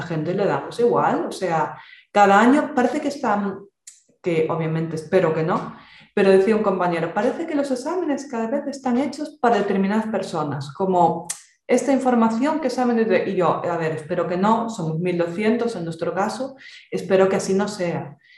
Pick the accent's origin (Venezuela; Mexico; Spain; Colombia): Spain; Galicia; accent: Galician; yo, por si no se notó el acento, ya lo comenté el otro día, yo soy gallega